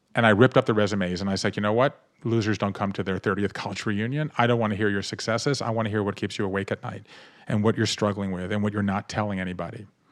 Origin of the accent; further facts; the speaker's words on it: Savannah, Georgia, United States; I grew up in Savannah, Georgia